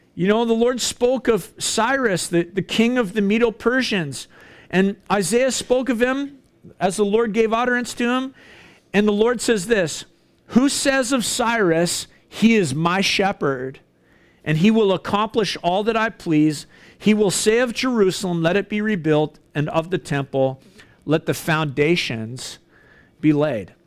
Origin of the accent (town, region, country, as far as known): Canada